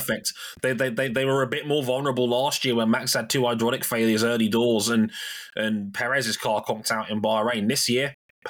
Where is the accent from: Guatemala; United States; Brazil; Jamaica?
Jamaica; It reminded me of, and as a Jamaican, this means a lot to me, Berlin 2009